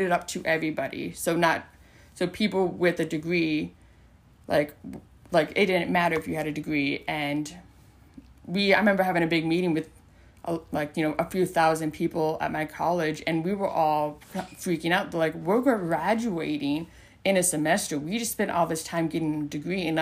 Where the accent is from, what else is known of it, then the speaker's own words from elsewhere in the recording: South Dakota, United States; moved away; I'm from South Dakota